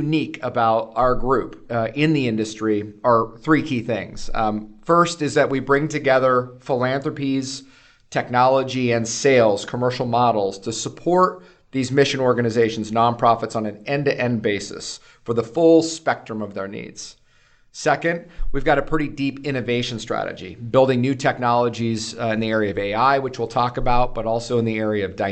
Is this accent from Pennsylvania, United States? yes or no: no; Washington, United States; Born and raised in Washington, a United States Marine, proudly served, University of Washington